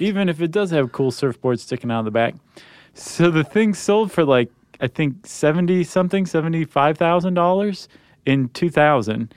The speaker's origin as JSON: {"language": "English", "town": "Toledo", "region": "Ohio", "country": "United States", "tie": "born or raised there", "moved": "yes", "said": "my hometown of Toledo, Ohio"}